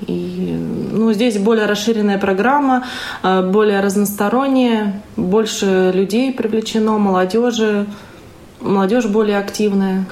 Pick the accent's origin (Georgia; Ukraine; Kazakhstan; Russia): Russia; Voronezh, Voronezh Oblast; я из Воронежа.